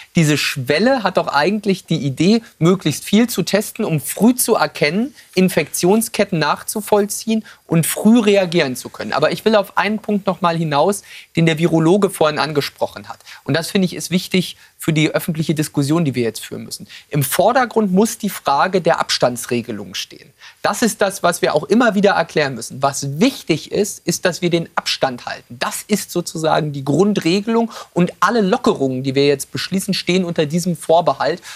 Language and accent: German; Western Pomerania, Mecklenburg-Vorpommern, Germany; in meiner Heimat in Vorpommern